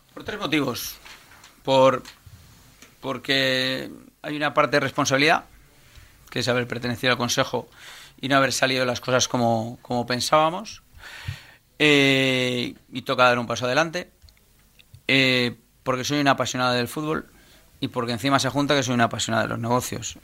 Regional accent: Valencia, Valencian Community, Spain; now in Rocafort, Spain; yo soy un empresario valenciano que nació el 8 del 8 del 75.

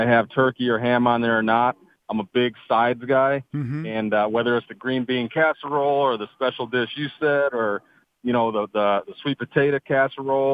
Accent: Michigan, United States; I am born and raised in Michigan

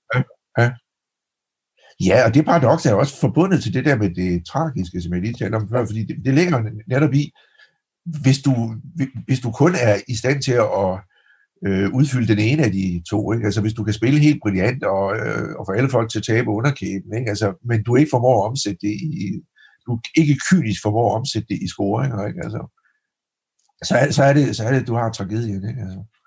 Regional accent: Denmark; jeg kommer fra Aalborg

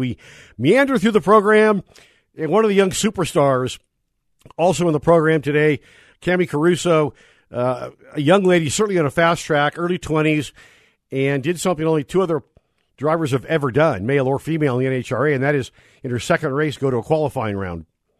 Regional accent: Northern California, United States; moved away; I grew up in Northern California at Fremont Drag Strip

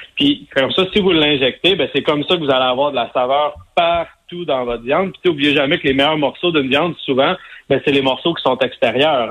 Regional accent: Sainte-Madeleine, Quebec, Canada; moi, je viens de Sainte-Madeleine, la rive sud de Montréal

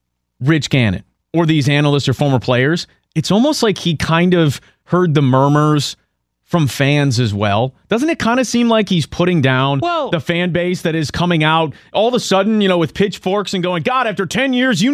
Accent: San Francisco, California, United States; I'm from San Francisco, one of the wealthiest areas in the country.

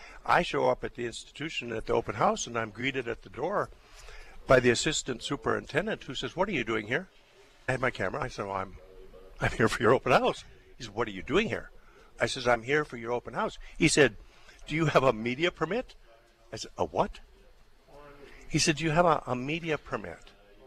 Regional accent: Crystal, North Dakota, United States; also born or lived in Cavalier, North Dakota / Grafton, North Dakota / Washington, D.C.; now in Fargo, United States; I was from Crystal, North Dakota.

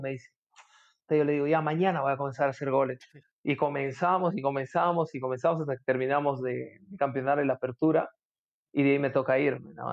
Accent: Chachapoyas, Amazonas, Peru; Mi papá sí es, pero yo soy de Chachapoyas

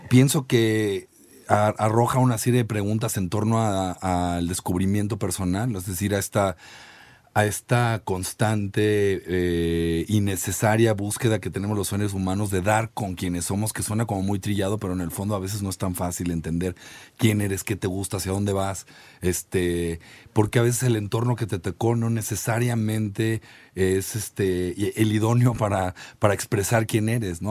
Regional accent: Naucalpan, State of Mexico, Mexico; yo crecí igual en en Echegaray

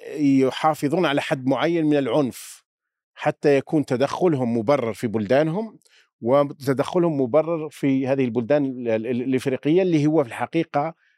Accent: Algeria; يؤلمنا كجزائريين

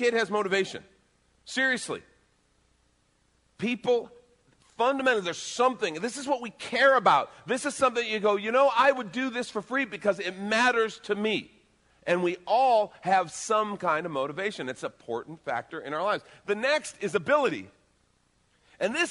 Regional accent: Chicago, Illinois, United States; I grew up in Chicago

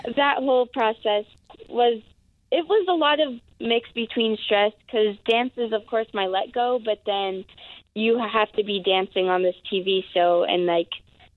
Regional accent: Puyallup, Washington, United States; moved away as an adult; now in Los Angeles, United States; I actually grew up in Puyallup, but I always say Seattle

